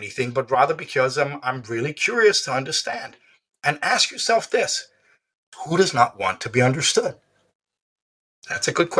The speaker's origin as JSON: {"language": "English", "country": "Denmark", "tie": "born or raised there", "first_language": "Danish", "second_language": "English", "said": "I was born in Denmark."}